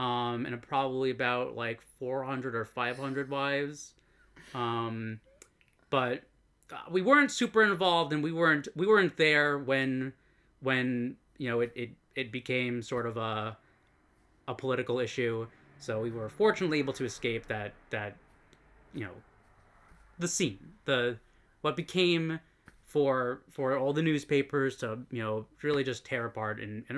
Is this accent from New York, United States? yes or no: yes; Ronkonkoma, New York, United States; moved away as an adult; now in Japan; Well, I moved to Japan in my early 20s, but before that, I grew up in Long Island, Ronkonkoma.